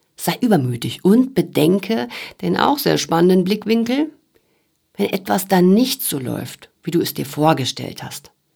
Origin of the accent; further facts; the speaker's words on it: Sauerland, North Rhine-Westphalia, Germany; moved away; Im Sauerland, wo ich aufgewachsen bin, da ist das komplett normal